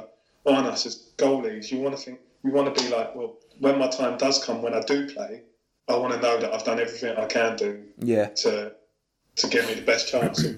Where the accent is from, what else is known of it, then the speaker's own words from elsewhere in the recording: Hertfordshire, East of England, United Kingdom; I'm from Hertfordshire, Stevenage obviously in Hertfordshire.